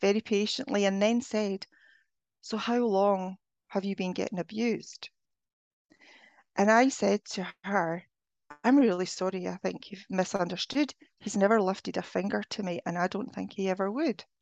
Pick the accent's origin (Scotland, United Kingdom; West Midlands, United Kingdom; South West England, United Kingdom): Scotland, United Kingdom; moved away; I'm originally from Scotland